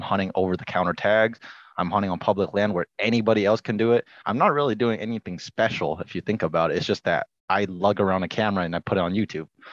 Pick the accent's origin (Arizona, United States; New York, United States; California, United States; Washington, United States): Washington, United States; I was born and raised in Washington